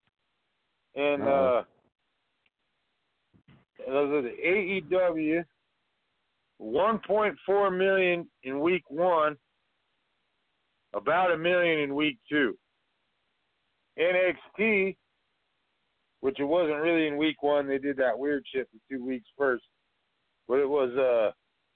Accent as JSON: {"language": "English", "region": "Montana", "country": "United States", "said": "I'm from Montana"}